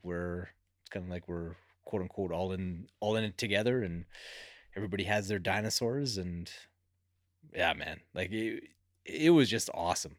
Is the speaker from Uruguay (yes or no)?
no; Canada; being Canadian